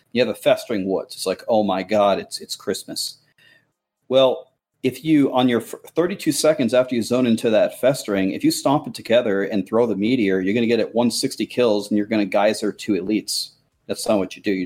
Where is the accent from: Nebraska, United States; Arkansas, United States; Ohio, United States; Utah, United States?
Nebraska, United States; I grew up in Nebraska